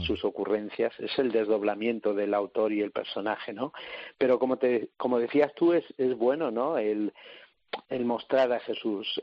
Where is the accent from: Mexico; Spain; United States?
Spain; Salamanca, Castile and León; yo soy de Salamanca